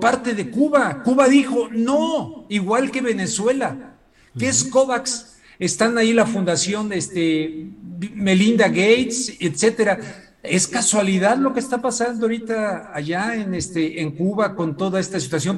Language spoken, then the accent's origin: Spanish; Mexico; como mexicano